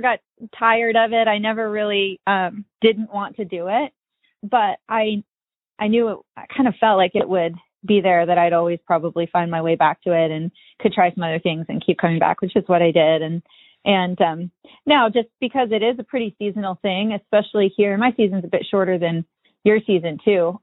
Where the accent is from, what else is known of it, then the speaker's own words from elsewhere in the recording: Columbia Falls, Montana, United States; I own a fly shop here in my hometown. I grew up here in this town, Columbia Falls, Montana